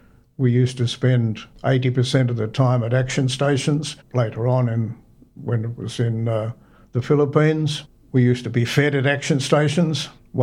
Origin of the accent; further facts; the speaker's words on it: Sydney, New South Wales, Australia; also born or lived in Orange / Corowa; I was born in Orange, in 105 Bing Street. I spent 6 weeks there in a pram in the snow, and then the family moved to Punchbowl in Sydney.